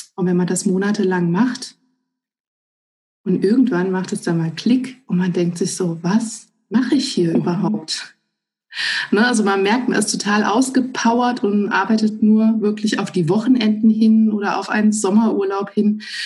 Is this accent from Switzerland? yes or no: no; Northern Hesse, Germany; wir kommen aus Nordhessen